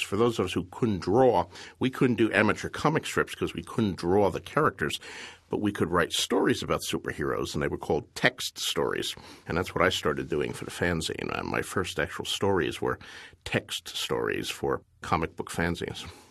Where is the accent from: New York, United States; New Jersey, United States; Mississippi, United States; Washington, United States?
New Jersey, United States; Bayonne; I was a kid growing up in Bayonne, New Jersey in the nineteen fifties.